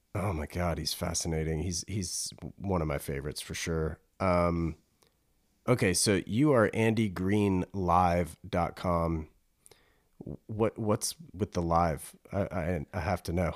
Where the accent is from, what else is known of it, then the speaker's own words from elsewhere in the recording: North Carolina, United States; I grew up in North Carolina